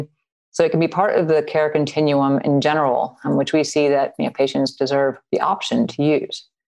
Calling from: Louisville, Kentucky, United States; I am in Louisville, Kentucky.

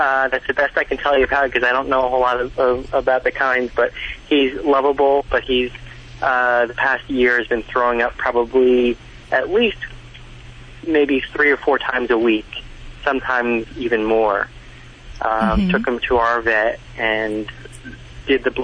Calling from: Caldwell, New Jersey, United States; I'm calling from Caldwell, New Jersey

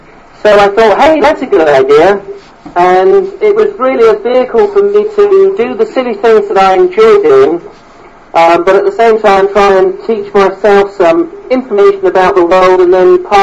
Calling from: South East England, United Kingdom; I'm in Warren in West Sussex, which is at the south of England, near Brighton.

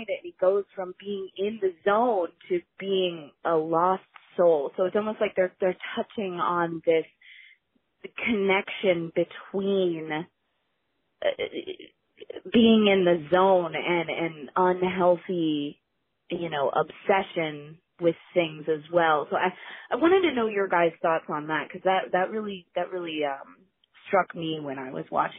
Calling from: Ohio, United States; I'm calling from Ohio

